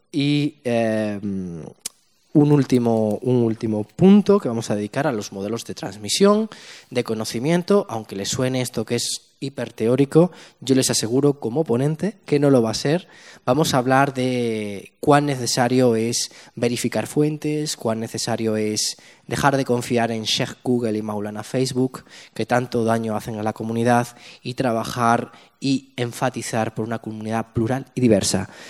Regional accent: Spain; somos dos millones de musulmanes en España, de los cuales un millón de musulmanes eh, tenemos, somos españoles en el sentido pleno de la palabra.

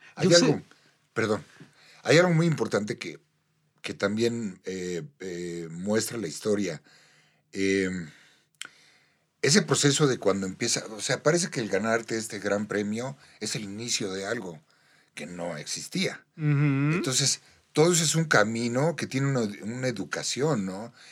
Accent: Mexico; nosotros los mexicanos

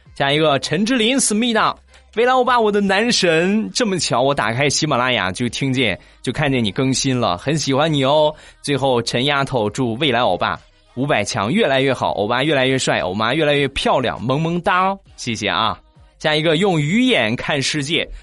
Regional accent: Shandong, China; 我是一个山东人

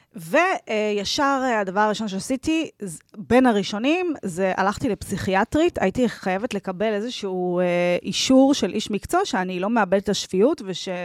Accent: Tel Aviv, Tel Aviv District, Israel; moved away; גדלתי ברמת אביב

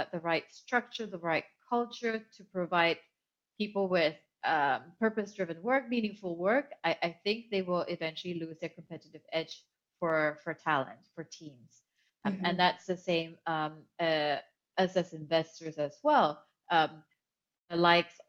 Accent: Kuala Lumpur, Malaysia; moved away as an adult; also born or lived in Hong Kong; I grew up in Kuala Lumpur, Malaysia, and I've lived in 8 different countries

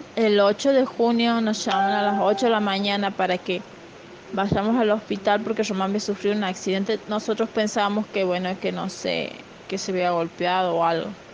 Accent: Santiago del Estero, Argentina; de Santiago del Estero

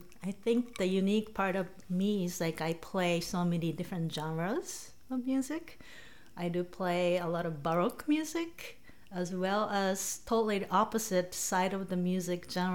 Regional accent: Tokyo, Japan; English is a second language; moved away as an adult; now in United States; I was born and raised in Tokyo, Japan

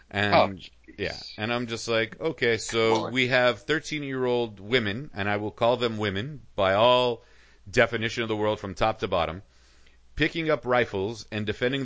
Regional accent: San Francisco, California, United States; now in Huntington Beach, United States; I'm from the West Coast.

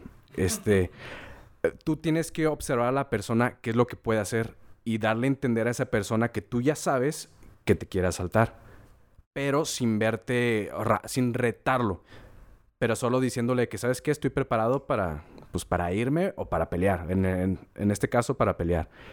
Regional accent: Torreón, Coahuila, Mexico; moved away as an adult; also born or lived in San Luis Potosí; yo me fui de Torreón por lo mismo de, la violencia y como no había escuela aquí para estudiar

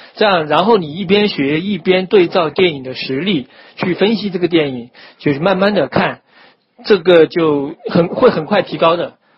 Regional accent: China; 我们就中国人

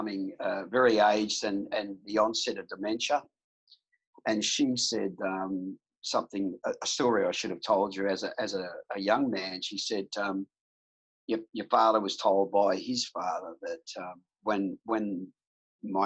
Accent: Melbourne, Victoria, Australia; I grew up in Melbourne in a place called Pasco Vale

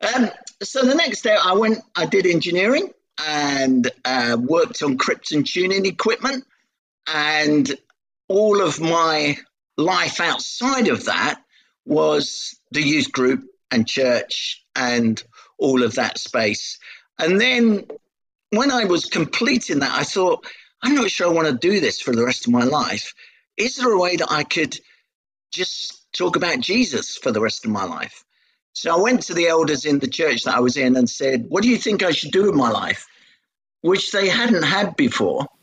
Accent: London, United Kingdom; accent: Cockney; I was born in Hackney under the sound of Bow Bells

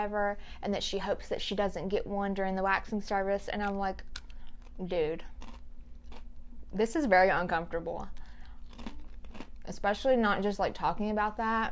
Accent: Louisiana, United States; moved away; I'm from Louisiana, I ain't afraid. Some crazy stuff happens over there

